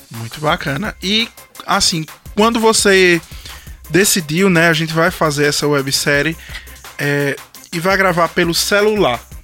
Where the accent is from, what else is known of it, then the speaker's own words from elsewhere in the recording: Lagoa dos Gatos, Pernambuco, Brazil; eu sou de Lagoa dos Gatos e o pessoal da minha cidade comenta muito sobre Papo Pop. Porque, como eu sou de lá